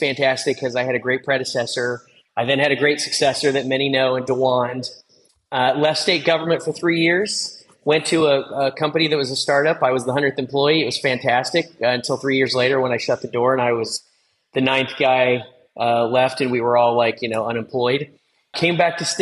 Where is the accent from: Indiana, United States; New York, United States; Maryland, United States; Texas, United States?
Indiana, United States; Southern; growing up in Southern Indiana, where it's pretty rural